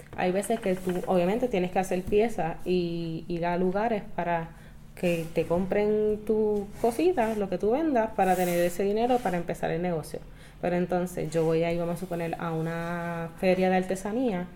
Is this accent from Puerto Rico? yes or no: yes; Caguas, Puerto Rico; yo soy una chica de Caguas